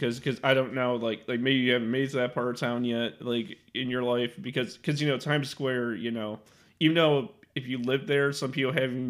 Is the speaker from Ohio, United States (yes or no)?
no; Chicago, Illinois, United States; Now I'm from Chicago